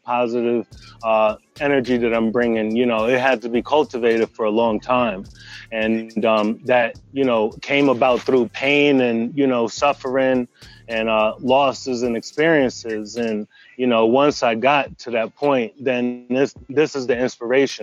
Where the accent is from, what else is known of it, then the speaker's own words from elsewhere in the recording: New Jersey, United States; now in Nashville, United States; I'm originally from Jersey, but I'm out in Nashville